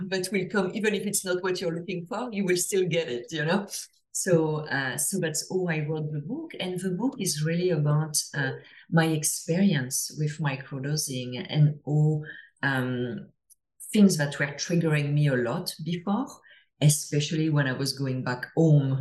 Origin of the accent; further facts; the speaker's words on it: France; English is a second language; now in Toronto, Canada; as I'm sure you can hear to my accent, I'm, I'm from France originally, but I live uh, I live in Toronto